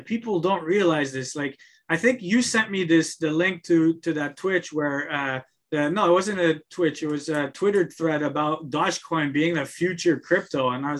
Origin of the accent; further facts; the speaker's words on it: Montreal, Quebec, Canada; moved away; I come from Montreal.